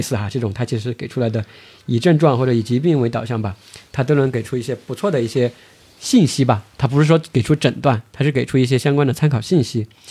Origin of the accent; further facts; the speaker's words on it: China; 我们中国人的这种习惯